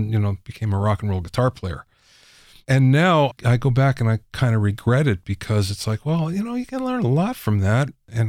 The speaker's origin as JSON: {"language": "English", "region": "Pennsylvania", "country": "United States", "tie": "born or raised there", "said": "I grew up in Pennsylvania, and okay. And I'm Polish"}